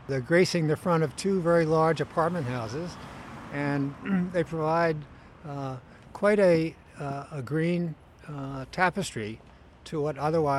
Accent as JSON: {"language": "English", "town": "Philadelphia", "region": "Pennsylvania", "country": "United States", "tie": "born or raised there", "moved": "as an adult", "lives_now": "San Francisco, United States", "said": "I moved from Pennsylvania to San Francisco in the late 60s."}